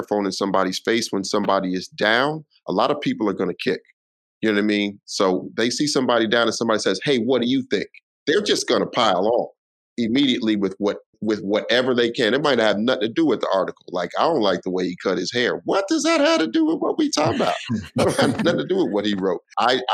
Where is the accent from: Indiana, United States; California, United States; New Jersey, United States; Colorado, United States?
Colorado, United States; Denver; now in New York City, United States; I'm originally from Denver